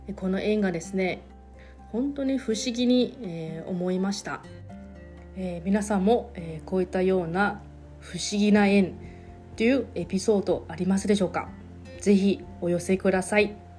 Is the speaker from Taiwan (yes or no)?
yes; Taiwan; Japanese is a second language; moved away as an adult; now in Okinawa, Japan; 私の地元の台湾はですね